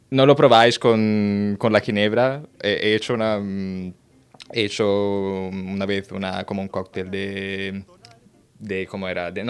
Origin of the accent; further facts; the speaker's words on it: Paestum, Campania, Italy; Spanish is a second language; Porque en mi, pueblo, en mi pueblo, la playa, que se llama Pestum, en provincia de Salerno, yo tengo una higuera.